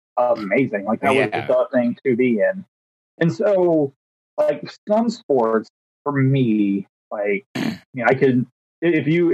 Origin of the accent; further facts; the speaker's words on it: Missouri, United States; moved away; also born or lived in Oklahoma; growing up in Missouri